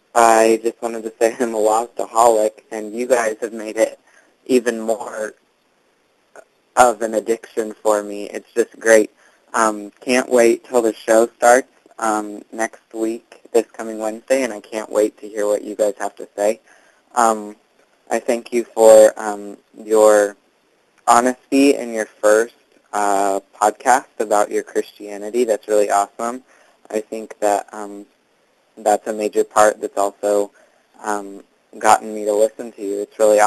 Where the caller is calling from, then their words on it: Bourbonnais, Illinois, United States; I'm calling from Bourbonnais, Illinois, from my college dorm room.